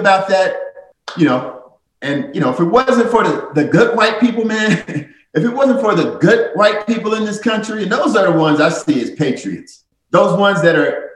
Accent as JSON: {"language": "English", "town": "St. Louis", "region": "Missouri", "country": "United States", "tie": "born or raised there", "said": "my hometown of St. Louis."}